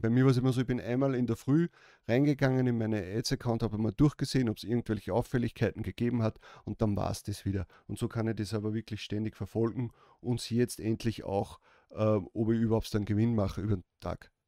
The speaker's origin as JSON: {"language": "German", "country": "Austria", "said": "Bei uns in Österreich"}